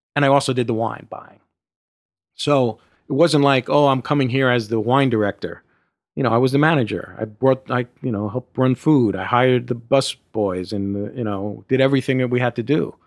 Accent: New York City, New York, United States; I grew up in Brooklyn, New York

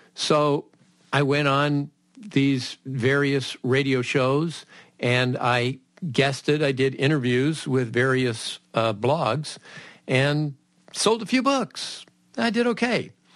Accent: Southern California, United States; growing up in Southern California.

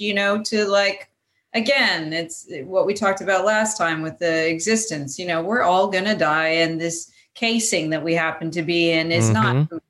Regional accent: Vancouver, British Columbia, Canada; moved away as an adult; now in Los Angeles, United States; I was born in Vancouver.

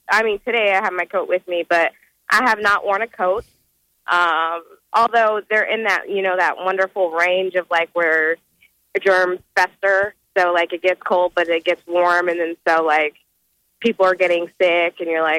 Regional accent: Nebraska, United States; moved away as an adult; now in North Carolina, United States; I don't have that that drawl or or southern accent, and uh, they'll ah. be like, "So where are you from?" And that's always the first question. And I'm like Nebraska

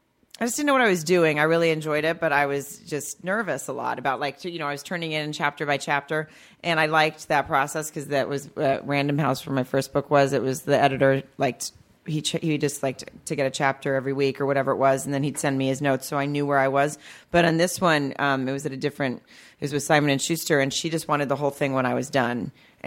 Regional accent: the South, United States; I'm from the South.

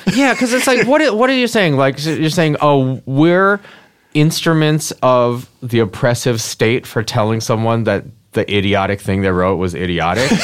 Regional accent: Michigan, United States; I'm from fucking Michigan. I was born in Michigan.

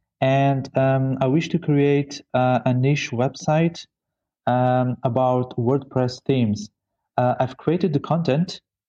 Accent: Mozambique; I am from Mozambique.

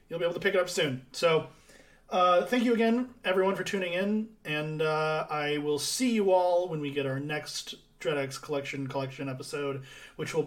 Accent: San Diego, California, United States; I'm from San Diego

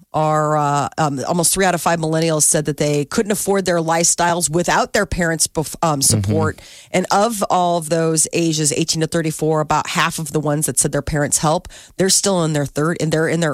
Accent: Ireland; I'm an Irish mother. I want my son.

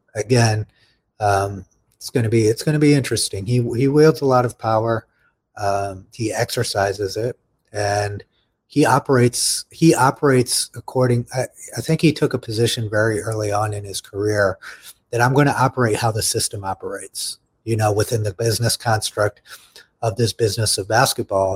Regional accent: United States; as American citizens

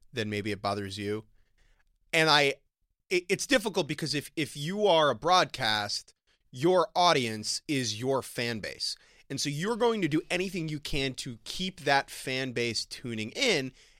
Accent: New York City, New York, United States; Speaking of home teams, Jordan, there is baseball happening in my hometown of New York

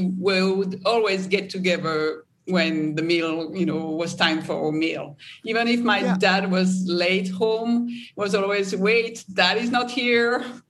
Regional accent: France; moved away; So I grew up in France

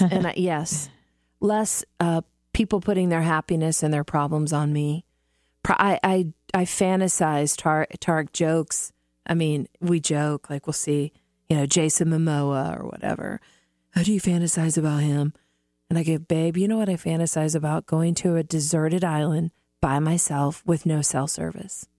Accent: Midwest, United States; moved away; I grew up in the Midwest

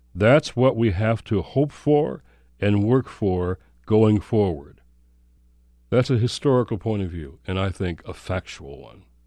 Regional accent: Michigan, United States; from Michigan, my home state.

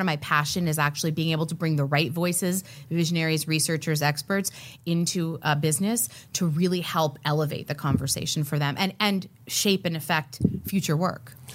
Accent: Miami, Florida, United States; when I was a young girl growing up in Miami, Florida

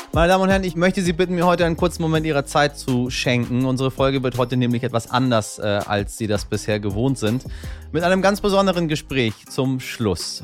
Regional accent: Tehran, Tehran Province, Iran; now in Germany; in meiner Heimatstadt Teheran

